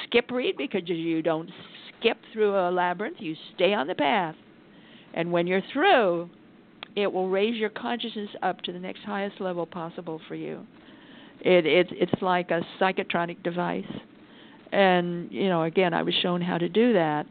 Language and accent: English; Idaho, United States; I come from Idaho.